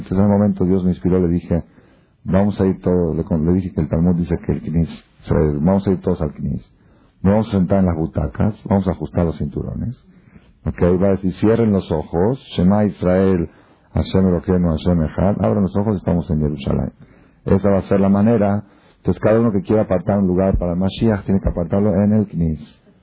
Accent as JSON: {"language": "Spanish", "country": "Argentina", "moved": "yes", "lives_now": "Mexico", "said": "estoy hablando como argentino, perdón, porque me pegó un poco"}